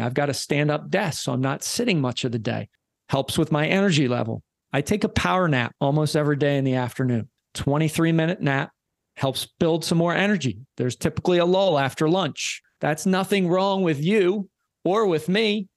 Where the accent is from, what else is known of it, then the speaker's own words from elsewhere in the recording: Philadelphia, Pennsylvania, United States; I'm from Philly